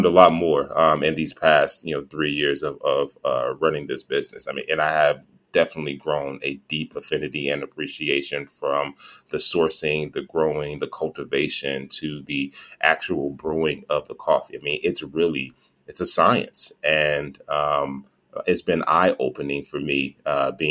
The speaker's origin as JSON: {"language": "English", "town": "Gary", "region": "Indiana", "country": "United States", "tie": "born or raised there", "said": "Pernell and I grew up in Gary, Indiana"}